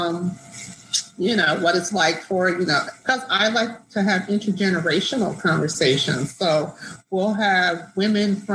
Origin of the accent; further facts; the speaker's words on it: New Jersey, United States; moved away as an adult; also born or lived in Washington, D.C. / Florida / New York / Spain; I grew up in South Jersey. So, you know, people say Jersey, Jersey. You know, they think like Newark or East Orange. No, I'm from the Philadelphia end.